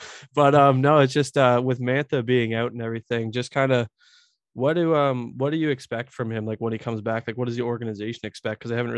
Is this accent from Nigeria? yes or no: no; Canada; also born or lived in Muskoka; I'm Canadian.